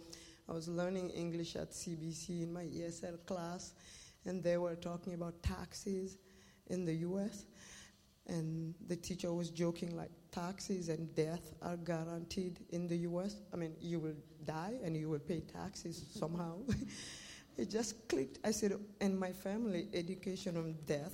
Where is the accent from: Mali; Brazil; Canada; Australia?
Mali; moved away as an adult; also born or lived in Russia; now in Tri-Cities, United States; I'm from Mali, West Africa. And I've been living in the Tri-Cities for 24 years.